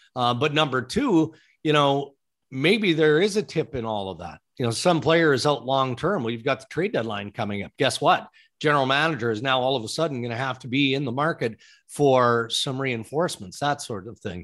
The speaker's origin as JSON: {"language": "English", "region": "Saskatchewan", "country": "Canada", "tie": "born or raised there", "moved": "yes", "said": "growing up in Saskatchewan"}